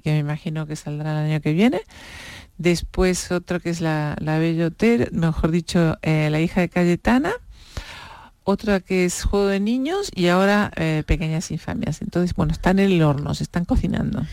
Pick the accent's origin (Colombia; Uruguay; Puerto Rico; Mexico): Uruguay; now in Spain; yo vengo un país diminuto, en Uruguay somos cuatro millones de habitantes